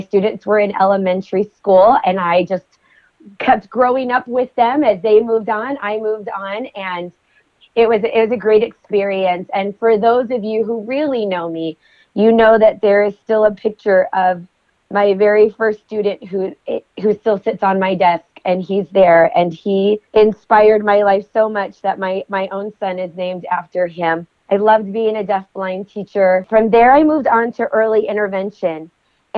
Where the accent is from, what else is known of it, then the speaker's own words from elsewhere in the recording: Utah, United States; also born or lived in Las Vegas, Nevada; my home state in Utah